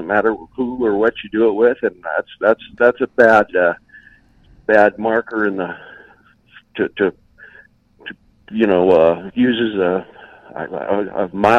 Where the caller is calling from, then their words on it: Utah, United States; I'm calling from Utah.